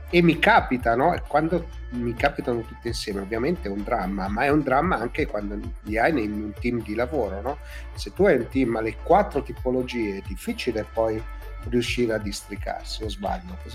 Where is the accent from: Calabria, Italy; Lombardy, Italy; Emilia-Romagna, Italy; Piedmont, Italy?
Lombardy, Italy; Milan; Eh, poi in realtà noi siamo di Milano